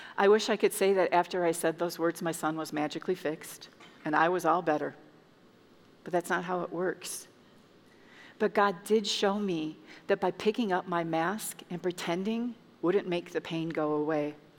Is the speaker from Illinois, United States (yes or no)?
yes; Chicago, Illinois, United States; moved away as an adult; now in Indiana, United States; I'm from Chicago, and um, I moved to Indiana 13 years ago with my two children, and I left my family back home